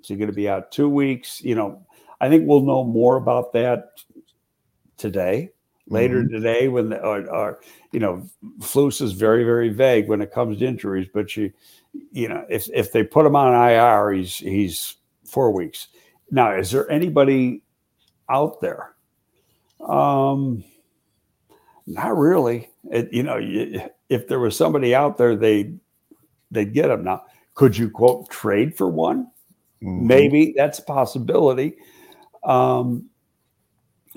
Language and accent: English; Buffalo, New York, United States; moved away; I got a good friend from here who I grew up with in Buffalo